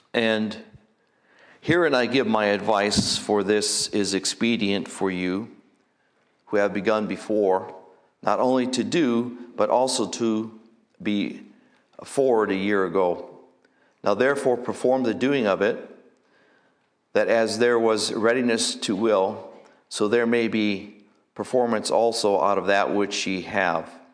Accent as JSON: {"language": "English", "country": "United States", "said": "here as Americans"}